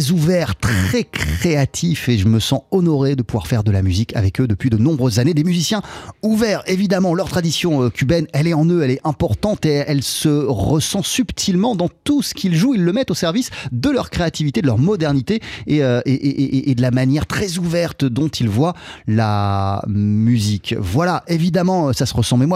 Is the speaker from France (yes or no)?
no; Spain; Eux, ils venaient de Cuba, moi j'arrivais des États-Unis, même si j'ai grandi en Espagne évidemment